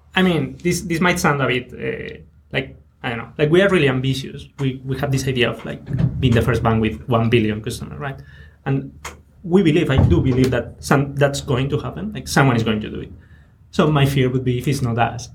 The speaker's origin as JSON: {"language": "English", "country": "Spain", "moved": "yes"}